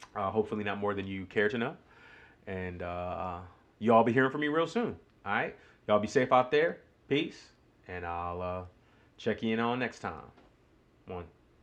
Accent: New York, United States; moved away as an adult; now in Greenville, United States; growing up in New York

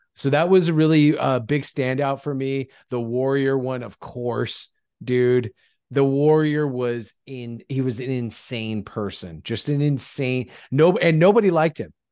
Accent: Lancaster, California, United States; Lancaster, California, my hometown

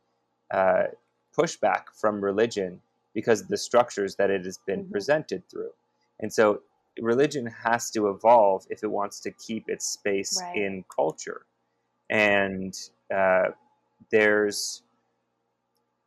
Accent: Bay Area, California, United States; growing up in the Bay Area

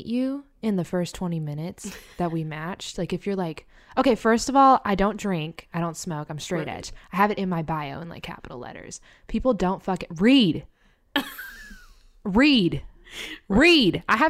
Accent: the South, United States; now in New York, United States; You can tell I'm from the South.

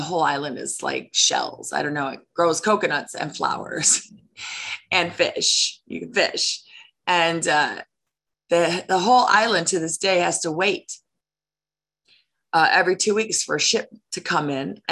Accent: Chicago, Illinois, United States; I grew up in Chicago

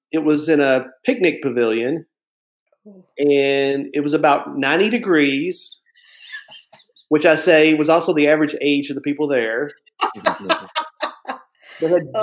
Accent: Lebanon, Tennessee, United States; moved away; my hometown that I grew up in Tennessee.

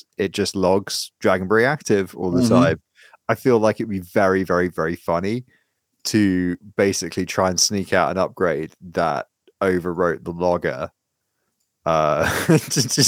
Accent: United Kingdom; I'm British

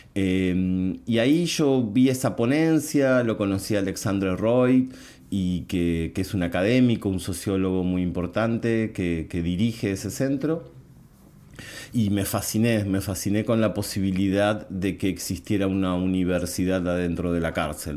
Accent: Buenos Aires Province, Argentina; mi país, por lo menos en la provincia de Buenos Aires

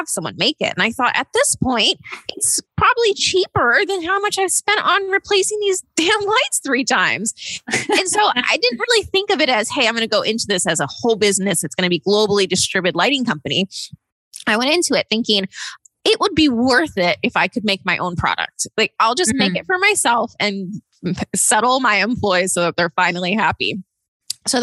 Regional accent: Austin, Texas, United States; I'm from Austin, Texas, and I am the founder and CEO of CosmoGlo

